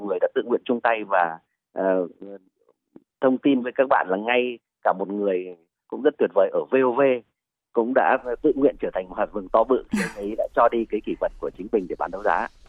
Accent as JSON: {"language": "Vietnamese", "region": "Ho Chi Minh City", "country": "Vietnam", "tie": "born or raised there", "said": "Tôi là người dân Sài Gòn, sinh ra lớn lên ở đây."}